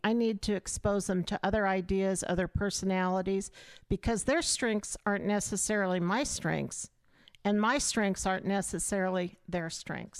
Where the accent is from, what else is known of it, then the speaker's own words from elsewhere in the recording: Auburn, Nebraska, United States; in my hometown